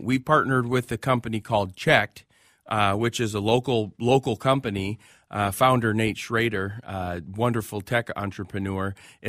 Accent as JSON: {"language": "English", "town": "Minneapolis", "region": "Minnesota", "country": "United States", "tie": "born or raised there", "said": "Southside, Washburn High School."}